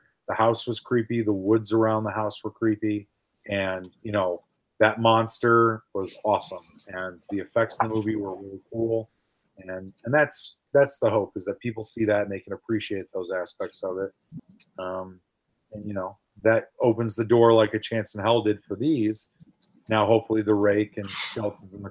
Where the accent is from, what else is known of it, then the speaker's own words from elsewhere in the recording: St. Charles, Illinois, United States; where I grew up in St. Charles